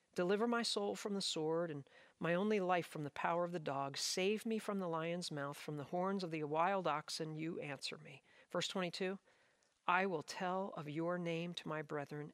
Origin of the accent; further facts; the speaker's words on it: South Jersey shore, New Jersey, United States; I grew up on the South Jersey shore